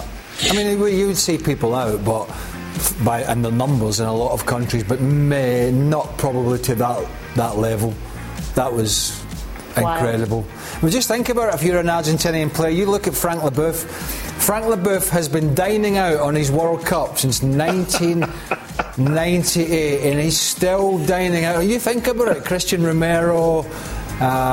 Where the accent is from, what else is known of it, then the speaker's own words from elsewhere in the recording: Scotland, United Kingdom; we're Scottish